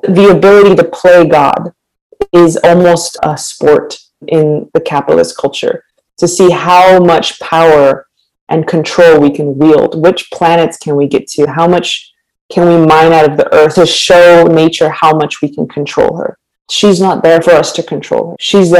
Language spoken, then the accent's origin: English; United States; Greetings, my kin and my people. I'm from the Nanisht Ejitachitni clan of the Diné Nation. We're also incorrectly known as Navajo.